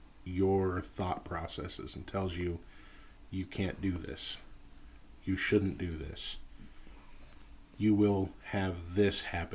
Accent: Southern California, United States; growing up in Southern California

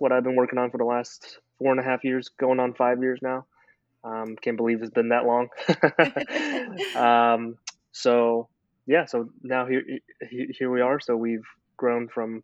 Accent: Memphis, Tennessee, United States; moved away as an adult; also born or lived in China; now in Nashville, United States; I grew up in China, came here to the United States when I was 8 years old. Was raised in Memphis, Tennessee.

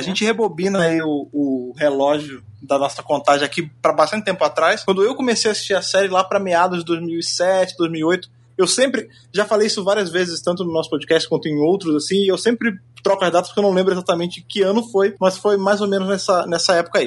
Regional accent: Rio de Janeiro, Brazil; now in São Paulo, Brazil; eu tava lá no Rio de Janeiro, lá em Jacarepaguá, minha terra, Gloriosa Jacarapaguá

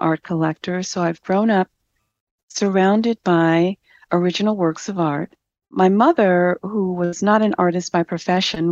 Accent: Chicago, Illinois, United States; growing up in Chicago

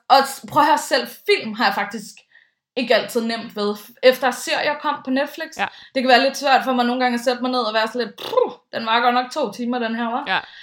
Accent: Bornholm, Capital Region of Denmark, Denmark; moved away; jeg stammer jo lidt fra landet, i og med at jeg kommer fra Bornholm

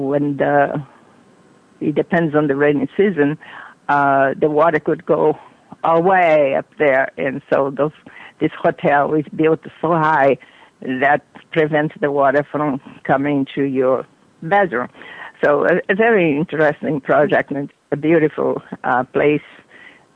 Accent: Brazil; now in United States

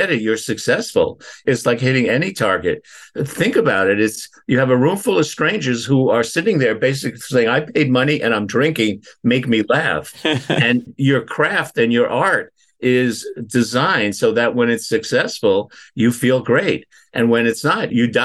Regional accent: New York City, New York, United States; moved away as an adult; now in Northampton, United States; I'm a New Yorker who began his professional career as a special education teacher in New York City

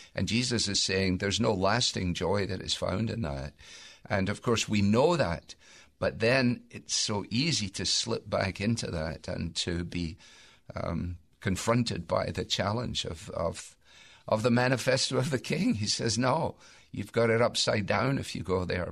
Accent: Scotland, United Kingdom; I say that as a Scot

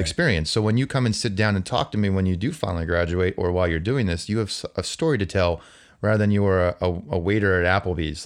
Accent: New Jersey, United States; also born or lived in Albany; now in Boston, United States; I'm growing up in New Jersey, eh, as a Yankee fan

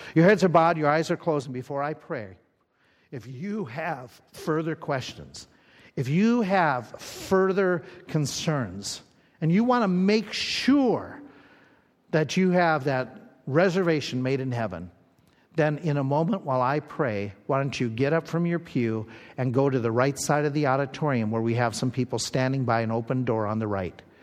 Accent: Little Falls, Minnesota, United States; moved away; I grew up in Little Falls, Minnesota

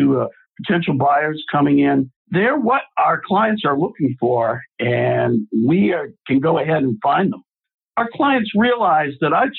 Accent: Boston, Massachusetts, United States; now in Atlanta, United States; I'm originally from Boston, Massachusetts, and I'm a graduate of Boston University

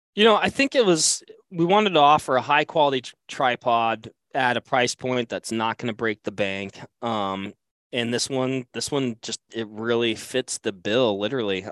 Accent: Western Washington, United States; I grew up hunting Columbia blacktails in Western Washington

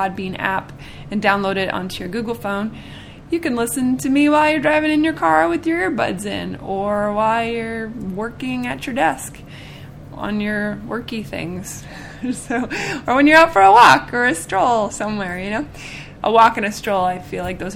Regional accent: Seattle, Washington, United States; now in Nashville, United States; I'm from Seattle

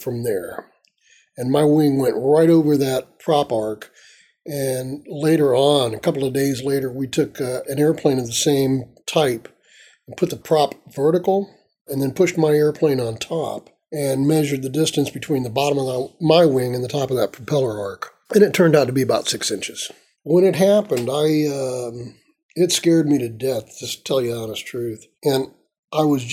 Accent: Tampa, Florida, United States; I grew up in Tampa

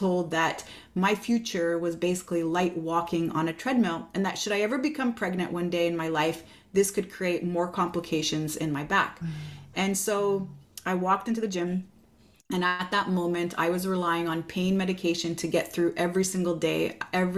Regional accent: Montreal, Quebec, Canada; Oh, I'm from Montreal, Quebec, Canada.

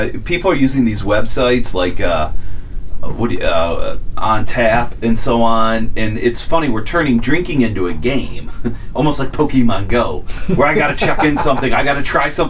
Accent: Cleveland, Ohio, United States; In Cleveland, where I grew up

